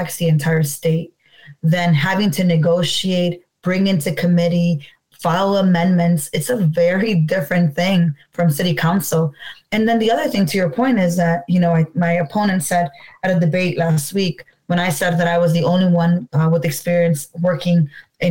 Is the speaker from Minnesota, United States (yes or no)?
no; Chicago, Illinois, United States; I was born and raised here in Chicago in Humble Park